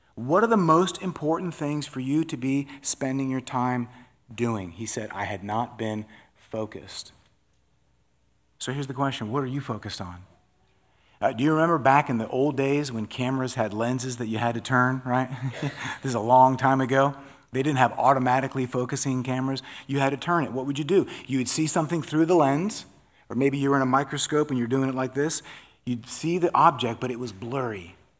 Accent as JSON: {"language": "English", "region": "Florida", "country": "United States", "said": "I'm from Florida"}